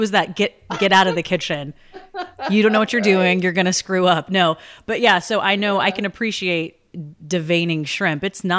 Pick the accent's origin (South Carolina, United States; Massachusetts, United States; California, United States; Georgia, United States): South Carolina, United States; I remember growing up in South Carolina